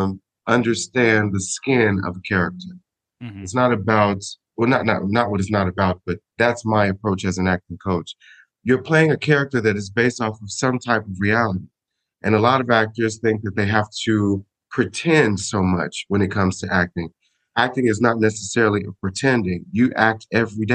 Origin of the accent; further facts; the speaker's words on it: Smyrna, Georgia, United States; moved away as an adult; also born or lived in Chicago, Illinois; now in Sicily, Italy; I was born in Chicago, and I was raised in a small town called Smyrna, Georgia